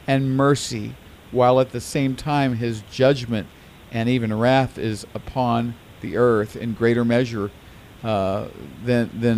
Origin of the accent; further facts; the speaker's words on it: United States; as American Christians